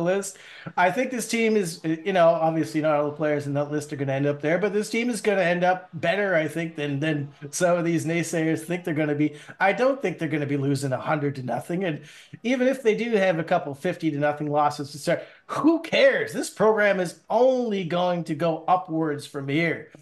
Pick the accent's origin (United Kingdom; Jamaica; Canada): Canada; I'm a Canadian